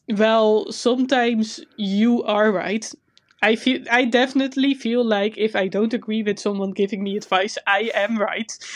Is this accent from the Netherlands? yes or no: yes; Netherlands; accent: Dutch; English is a second language; my Dutch accent is terrible.